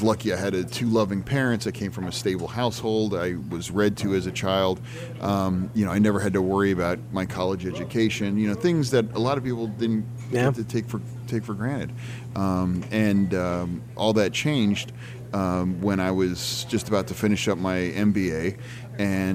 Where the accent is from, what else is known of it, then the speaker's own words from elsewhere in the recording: York, Pennsylvania, United States; also born or lived in Reading, Pennsylvania / Pittsburgh, Pennsylvania; now in Pittsburgh area, United States; I grew up in York, Pennsylvania